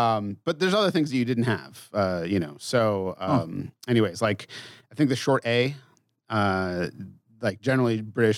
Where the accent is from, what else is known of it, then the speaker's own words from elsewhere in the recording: Massachusetts, United States; I mean, I'm from Massachusetts and I'm from Western Mass, but people, when I went to college, were like, you don't have any accent at all.